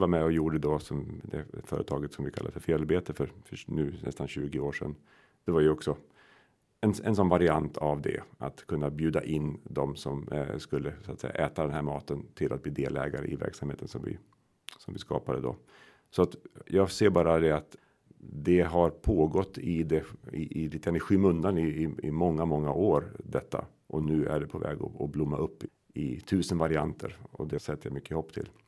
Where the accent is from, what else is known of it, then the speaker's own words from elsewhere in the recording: Sweden; den socken jag kommer ifrån, Odensvi socken, den delades